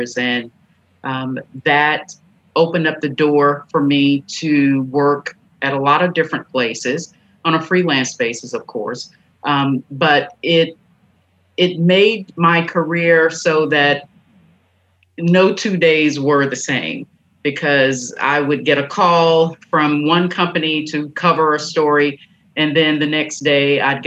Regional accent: Stanton, Tennessee, United States; I grew up in Haywood County in a tiny town named Stanton

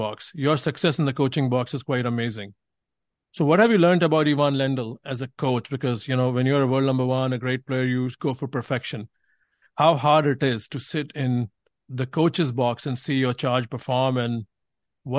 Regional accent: India; growing up in India and reading about stuff

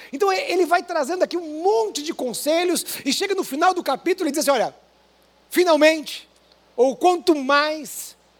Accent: interior of Paraná, Brazil; moved away; Eu vim do interior do Paraná, de uma igreja pequena

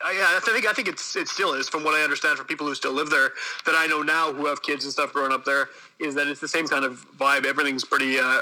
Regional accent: Winnipeg, Manitoba, Canada; I'm from Winnipeg, born and raised.

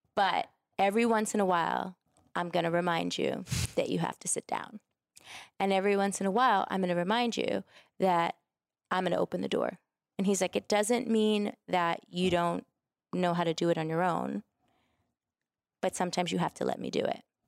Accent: New York City, New York, United States; I'm from New York. I'm a Brooklyn girl

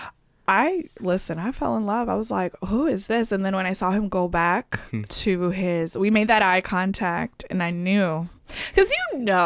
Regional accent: Atlanta, Georgia, United States; also born or lived in Chicago; I grew up in Atlanta

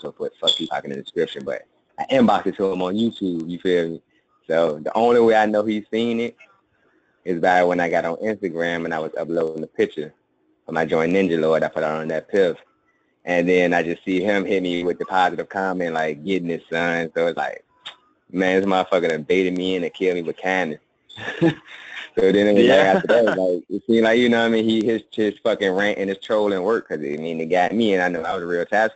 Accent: Richmond, Virginia, United States; I'm in my hometown, Churchill, Richmond, Virginia

